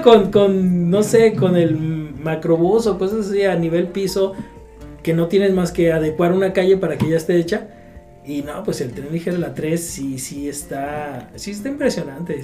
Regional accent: Guadalajara, Jalisco, Mexico; me considero un tapatío, no sé de qué tanto abolengo

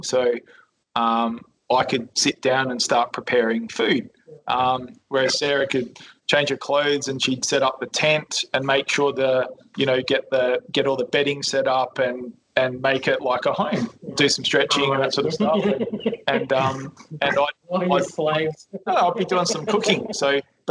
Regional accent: Adelaide, South Australia, Australia; moved away; also born or lived in Melbourne; We grew up together in Adelaide, southern suburbs of Adelaide.

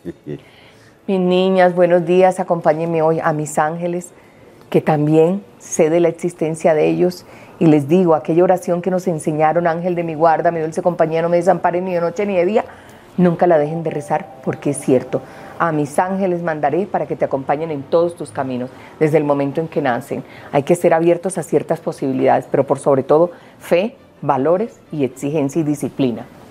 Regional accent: Colombia; cuántos colombianos aquí no hemos crecido por 52 años viendo sábados felices

